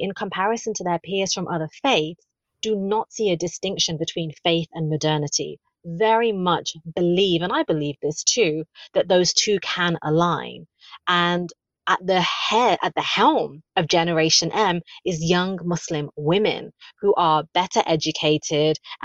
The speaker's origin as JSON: {"language": "English", "region": "London", "country": "United Kingdom", "tie": "born or raised there", "also_born_or_lived": "the Midlands", "said": "I was born in the Midlands to immigrant parents, and then I grew up in London"}